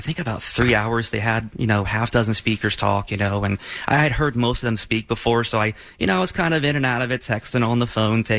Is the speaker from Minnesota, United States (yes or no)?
no; Florida, United States; I'm from Florida.